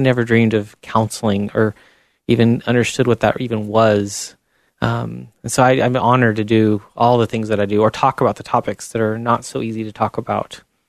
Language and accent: English; Chile; There was a lot of struggles there because I was kind of the white redhead amongst a very different looking people.